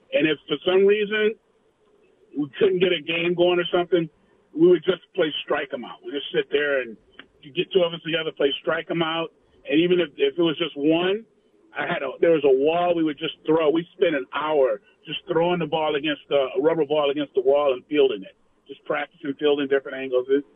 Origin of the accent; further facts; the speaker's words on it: Detroit, Michigan, United States; now in Corvallis, United States; I grew up in Detroit